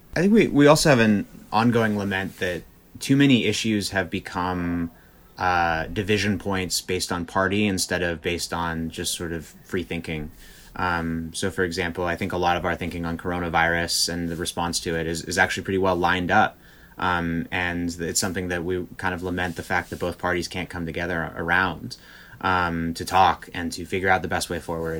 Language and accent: English; Berkeley, California, United States; I grew up in Berkeley, not that far from uh, where the Black Panthers were founded